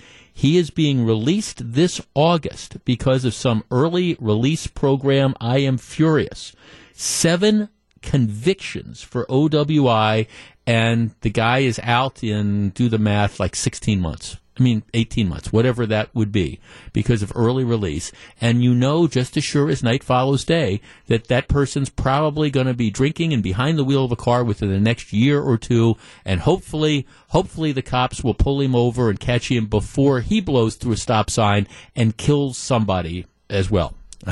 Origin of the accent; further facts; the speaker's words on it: Finland; now in United States; Jeff, this is … from downtown. I grew up in Finland.